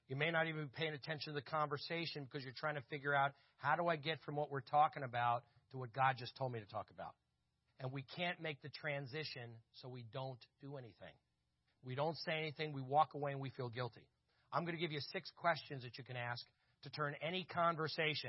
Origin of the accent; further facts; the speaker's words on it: Verona, New Jersey, United States; I grew up in Verona, New Jersey, which was a hilly town, we were called the Verona Hillbillies in high school